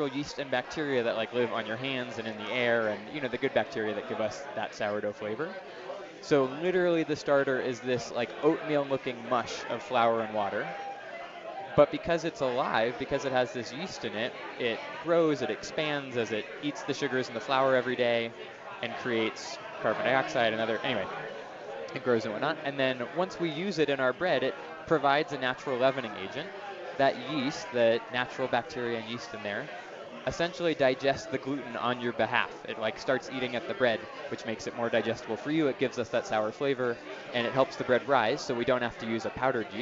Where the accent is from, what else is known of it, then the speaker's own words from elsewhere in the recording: San Francisco, California, United States; now in Denver, United States; where I grew up in San Francisco